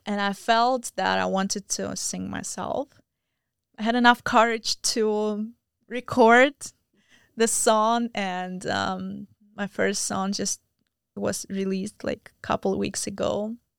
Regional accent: Belarus; moved away as an adult; also born or lived in Moscow, Russia / India; now in United States; I am from Belarus

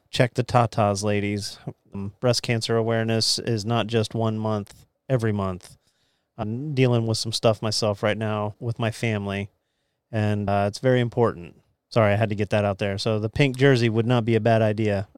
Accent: Titusville, Florida, United States; When I was growing up in Central Florida, uh, my mom, we would go to Temple Baptist down in Central Florida

